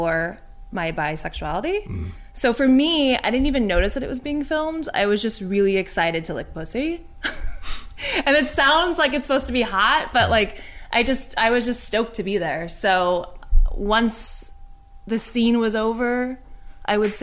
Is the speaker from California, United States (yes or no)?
yes; Orange County, California, United States; moved away as an adult; now in New York, United States; I grew up in Orange County, California